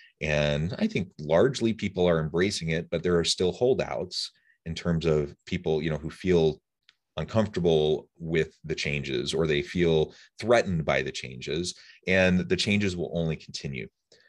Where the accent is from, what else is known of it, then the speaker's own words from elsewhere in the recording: Kansas City, Missouri, United States; I'm from like, Kansas City area.